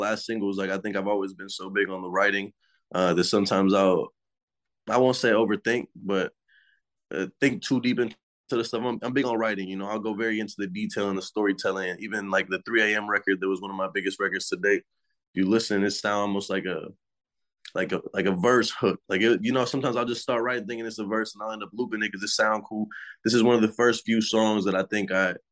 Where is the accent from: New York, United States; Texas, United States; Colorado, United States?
Texas, United States; Houston; I'm from Houston, Texas, and I just turned 25.